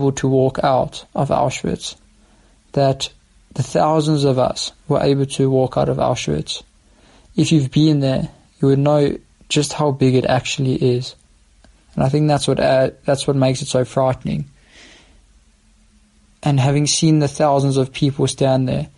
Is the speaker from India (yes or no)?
no; South Africa; we, as a South African youth delegation